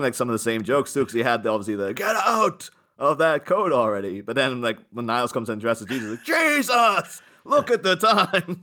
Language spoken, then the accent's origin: English; Northern Ireland, United Kingdom; growing up in, in Ireland, you know, all we had was Catholics, Protestants